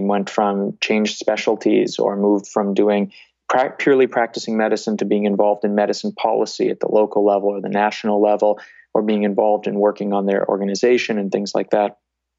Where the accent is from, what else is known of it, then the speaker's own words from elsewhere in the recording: Boston, Massachusetts, United States; People, when they hear me, are very surprised that I grew up in the Boston area and I don't have a strong accent from that.